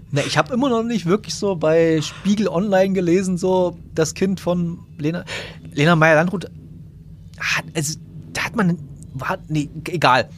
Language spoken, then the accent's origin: German; Bautzen area, Saxony, Germany; wir kommen ja beide aus Bautzen oder aus, jedenfalls aus der Gegend von Bautzen.